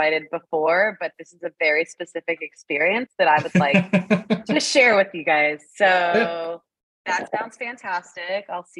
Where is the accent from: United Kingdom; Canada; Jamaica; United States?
Canada; I am a Canadian